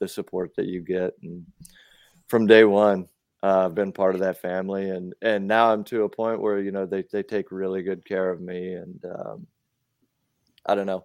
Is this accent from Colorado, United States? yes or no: no; South Dakota, United States; now in Mechanicsville, Maryland, United States; I'm originally from South Dakota.